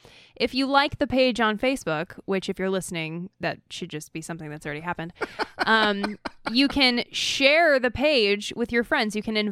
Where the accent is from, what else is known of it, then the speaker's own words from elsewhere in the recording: Idaho, United States; now in California, United States; I'm from Idaho